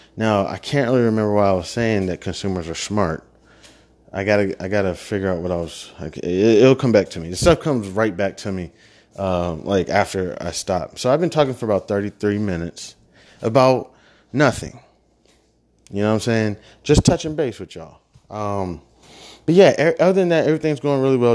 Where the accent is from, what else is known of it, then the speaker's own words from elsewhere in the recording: Midwest, United States; moved away; I was from the Midwest. I'm, you know, Bible thumping town